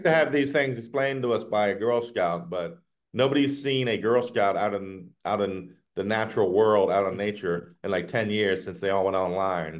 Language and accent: English; the South, United States; now in Northern Virginia, United States; growing up in the South